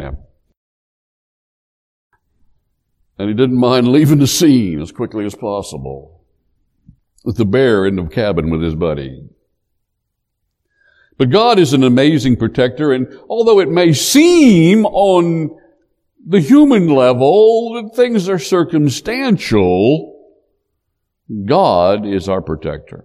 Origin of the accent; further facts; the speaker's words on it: Appalachia, United States; growing up in Appalachia